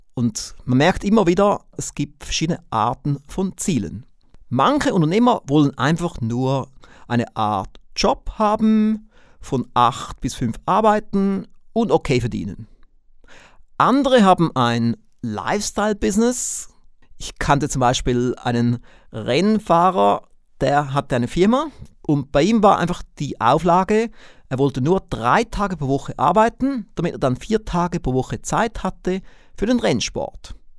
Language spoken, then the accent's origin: German; Switzerland; accent: Swiss; wie Sie aufgrund meines Akzents merken, bin ich kein Deutscher, ich bin auch kein Österreicher, sondern ich bin Schweizer.